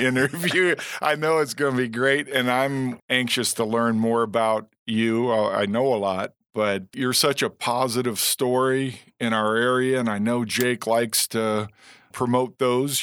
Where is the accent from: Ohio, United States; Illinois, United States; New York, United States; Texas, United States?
Illinois, United States; Momence; I'm from Momentz, Illinois